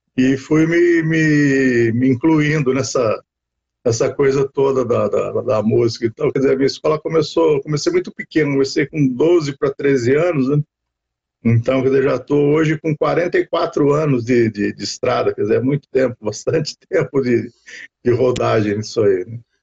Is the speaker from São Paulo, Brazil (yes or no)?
yes; Taubaté, São Paulo, Brazil; eu sou nascido e criado aqui em Taubaté morei minha vida toda nunca tive fora daqui